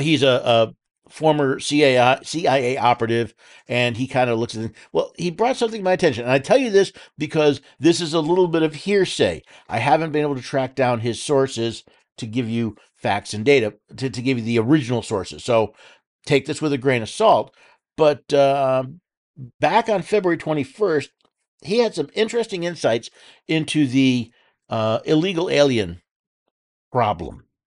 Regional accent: New York City, New York, United States; I was born in New York City

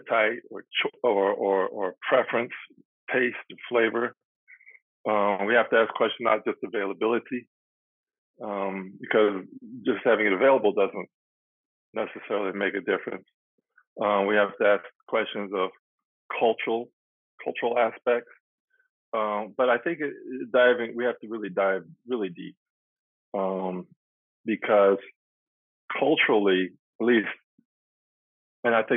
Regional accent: United States; moved away as an adult; also born or lived in Berkeley, California / Atlanta, Georgia; now in Arusha, Tanzania; I was born in America, and I'm 65 years old now, and I went to college at Berkeley

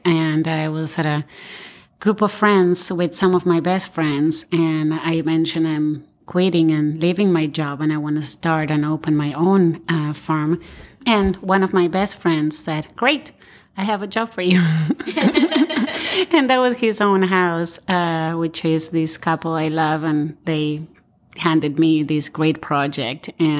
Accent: Argentina; moved away as an adult; also born or lived in Buenos Aires, Argentina; now in Los Angeles, United States; I am originally from Argentina. I studied architecture at the University of Buenos Aires in Buenos Aires. And pretty much all my work experience was here in the U.S. Once I graduated, I moved here, and that's been about 15 years ago

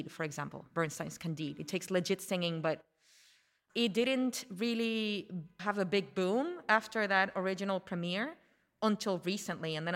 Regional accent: Puerto Rico; I grew up in Puerto Rico

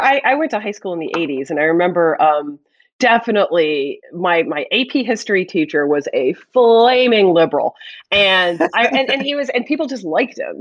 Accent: Pittsburgh, Pennsylvania, United States; moved away as an adult; now in New Jersey, United States; I'm from Pittsburgh

